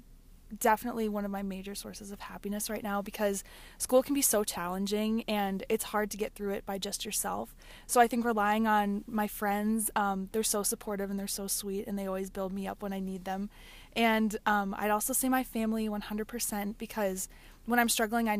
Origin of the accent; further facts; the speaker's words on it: Appleton, Wisconsin, United States; I'm originally from Appleton, Wisconsin